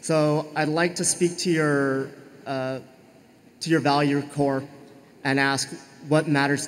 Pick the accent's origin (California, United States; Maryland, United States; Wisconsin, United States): California, United States; Los Angeles; I'm from Los Angeles.